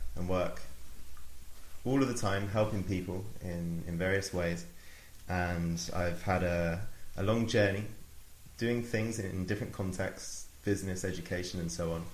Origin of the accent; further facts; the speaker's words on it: Oxford, South East England, United Kingdom; I grew up in Oxford, went to school, went to university